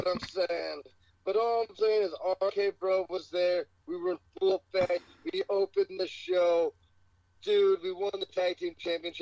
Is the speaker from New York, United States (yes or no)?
no; Allentown, Pennsylvania, United States; now in Las Vegas, United States; I'm born in Allentown, but I'm fighting out of Las Vegas, Nevada.